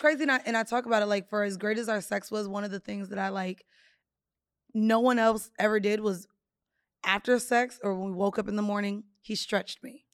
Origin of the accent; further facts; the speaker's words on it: Jamaica; I'm Jamaican